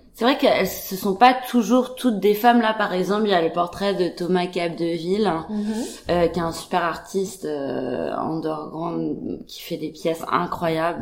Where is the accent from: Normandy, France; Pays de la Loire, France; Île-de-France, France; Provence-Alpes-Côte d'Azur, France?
Île-de-France, France; Paris; born or raised there; moved away